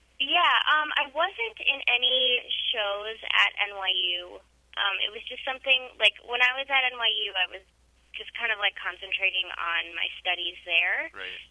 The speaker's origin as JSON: {"language": "English", "region": "Connecticut", "country": "United States", "tie": "born or raised there", "also_born_or_lived": "New York", "said": "I grew up in Connecticut"}